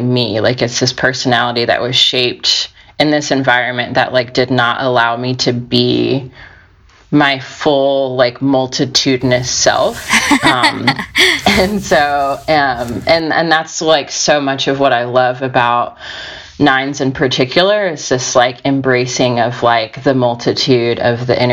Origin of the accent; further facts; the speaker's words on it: United States; also born or lived in Georgia, United States; I grew up in Alabama and Georgia